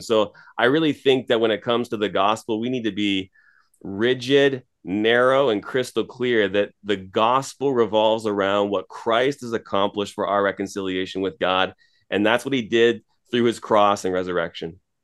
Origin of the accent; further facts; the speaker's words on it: Toronto, Ontario, Canada; moved away as an adult; now in Edmonton, Canada; I'm from Toronto originally